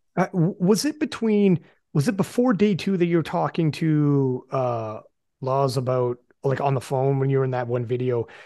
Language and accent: English; Canada; also born or lived in Guelph; I'm from Canada, obviously. I'm in Guelph, actually